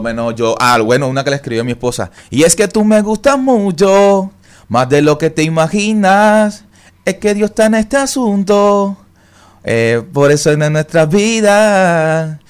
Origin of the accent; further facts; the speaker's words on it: Barranquilla, Atlántico, Colombia; yo vengo de Barranquilla, Colombia